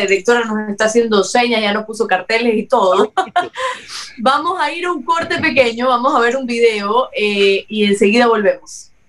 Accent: Cuba; now in Ecuador; lo que yo he visto como, también cubana

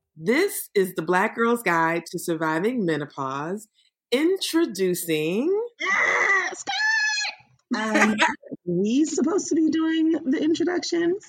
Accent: Prince George's County, Maryland, United States; When I was growing up in Prince George's County, Maryland

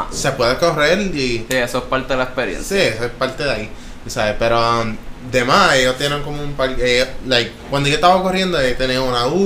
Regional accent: Tabaja, Puerto Rico; now in Arecibo, Puerto Rico; yo soy de Tabaja. Ahora mismo estoy viviendo en Arcibo pero, pero soy de Tabaja y mi familia y todo el mundo, mis raíces son de Tabaja.

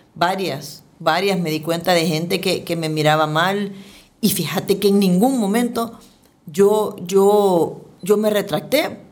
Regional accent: El Salvador; como ciudadanos, como salvadoreños, como funcionarios

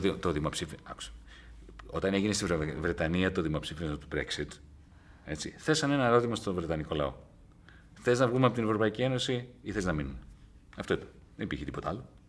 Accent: Greece; moved away; also born or lived in England; σε, πολύ μικρή ηλικία, όταν έφυγα από την Ελλάδα, το 1977, και πήγα στη, στην Αγγλία

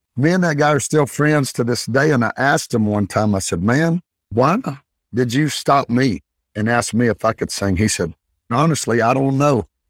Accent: Northeast Alabama, United States; I was raised in Northeast Alabama

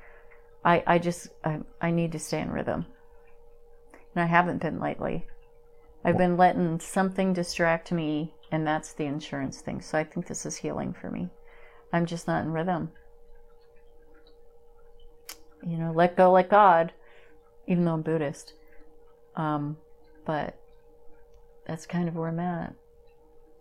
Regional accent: Pennsylvania, United States; moved away; growing up in Pennsylvania

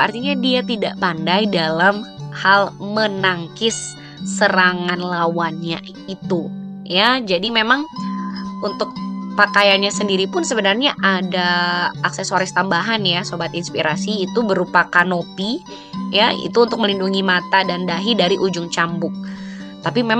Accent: East Nusa Tenggara, Indonesia; sebagai orang NTT sendiri … pun sampai hari ini belum kelar menjelajahi destinasi wisata di Nusa Tenggara Timur

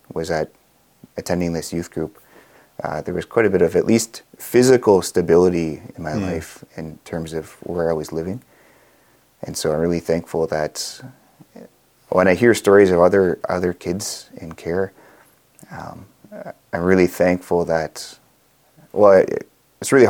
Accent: Manitoba, Canada; also born or lived in Fisher River Cree Nation; I grew up in Manitoba. I mostly grew up in care, adoptive and foster care.

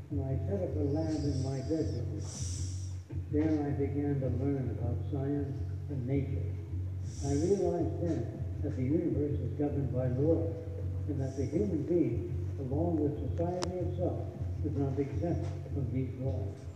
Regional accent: New York City, New York, United States; growing up in New York City, I'm a huge pleasure reading to apply.

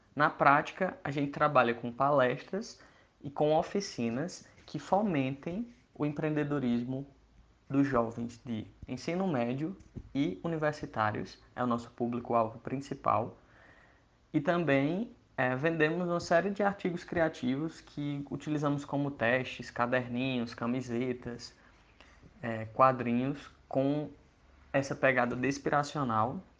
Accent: Iguatu, Ceará, Brazil; moved away as an adult; now in Campina Grande, Brazil; eu sou cearense, eu tenho 20, 28 anos, eu nasci lá no interior do Ceará, numa cidade chamada Iguatu, e aí eu vim para Campina Grande, na Paraíba, onde eu moro hoje, estudar engenharia civil

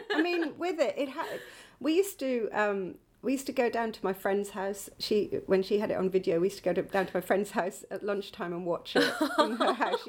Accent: Northumberland, North East England, United Kingdom; where I grew up in Northumberland, mm-hmm. in a very sort of villagey place that was quite, a little bit like Suffolk, actually.

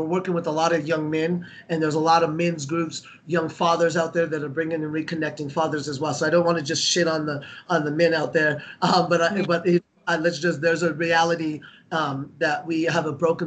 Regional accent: Denver, Colorado, United States; as a kid here growing up in Denver

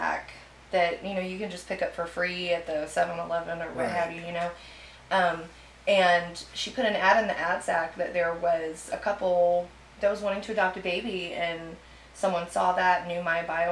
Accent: Petronila, Texas, United States; I grew up out in Petronila, which we were surrounded by farmland

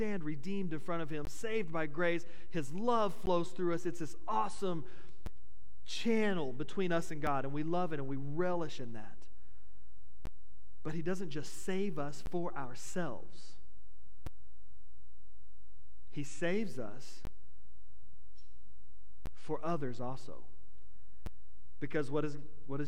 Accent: United States; As an American, it's been bred into me, into us, that we have the right to privacy

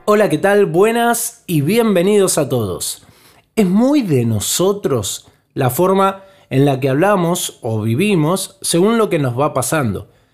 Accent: Argentina; como somos nosotros, los argentinos

